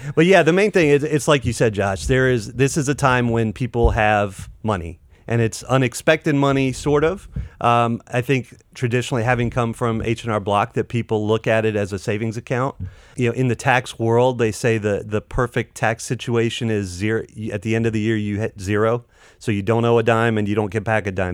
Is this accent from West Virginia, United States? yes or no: no; Clayton, North Carolina, United States; I grew up in Clayton, North Carolina.